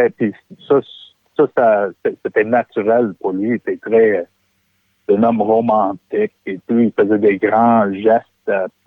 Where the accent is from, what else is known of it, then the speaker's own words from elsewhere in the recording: Quebec, Canada; Moi, je suis québécois, puis je, sais, puis je suis québécois pour le reste de ma vie.